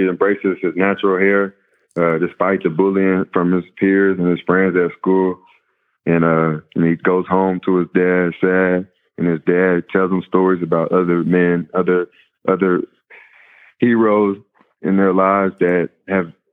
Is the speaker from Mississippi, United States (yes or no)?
no; Mansfield, Texas, United States; I grew up in Mansfield my whole life